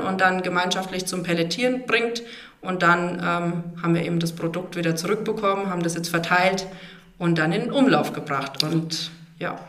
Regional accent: Motten, at the foot of the Dreistelz, Bavaria, Germany; moved away as an adult; also born or lived in Hammelburg / Ecuador / Bad Neustadt; ich bin äh, gebürtig aus Motlos und ähm, am Fuße des Dreischätzberges groß geworden

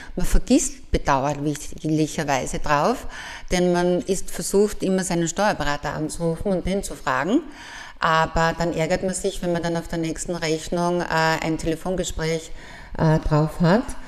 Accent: Graz, Styria, Austria; Ich durfte als Jugendliche am Fuße vom Kalvarienberg aufwachsen

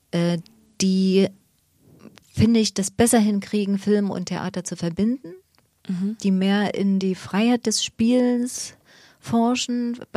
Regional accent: East Germany, Germany; Und ich bin im Osten groß geworden und da gab es ein paar Abenteuer zu bestehen, die meine Kinder nicht haben.

